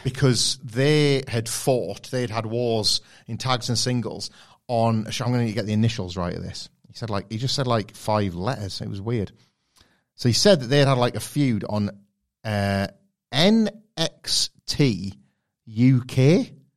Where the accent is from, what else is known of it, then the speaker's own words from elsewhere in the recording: United Kingdom; being from the U K